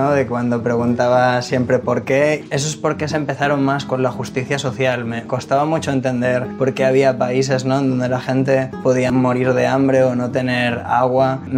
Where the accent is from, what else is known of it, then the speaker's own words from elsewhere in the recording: Barcelona, Catalonia, Spain; Soy de Barcelona y tengo 29 años.